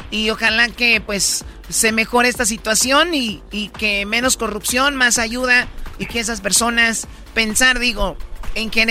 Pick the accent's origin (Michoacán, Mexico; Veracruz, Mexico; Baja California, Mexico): Michoacán, Mexico; los michoacanos siempre somos bien, ayudamos.